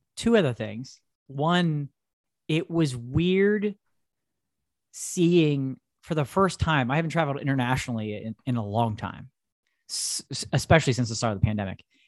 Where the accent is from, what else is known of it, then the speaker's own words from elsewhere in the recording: United States; we're from United States